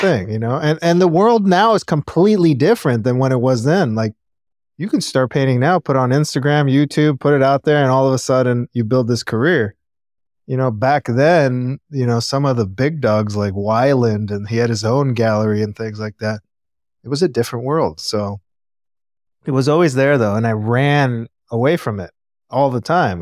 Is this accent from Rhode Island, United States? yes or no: no; Los Angeles, California, United States; I grew up in Panorama City in the Valley. And I was born in Cedar Sinai, so I'm born and raised native Angelino.